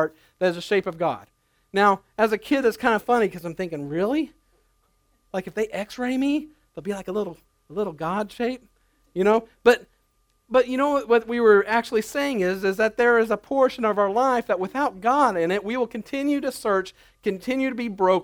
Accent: United States; As Americans

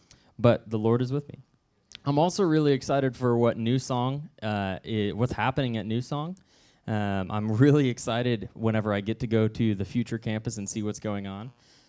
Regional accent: Southwest City, Missouri, United States; The first time I spoke, and only other time I spoke this message, was at my home church growing up in Southwest City

